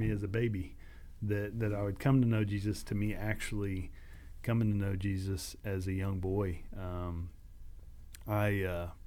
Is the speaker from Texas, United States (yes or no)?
yes; Katy, Texas, United States; as a kid, as a as a teenager growing up in Katy, Texas, and all the junk that goes along with that.